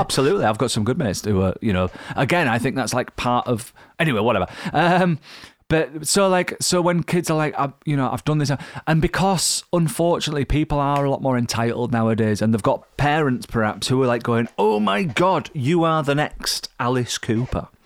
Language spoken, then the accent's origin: English; Yorkshire and the Humber, United Kingdom; I'm from Yorkshire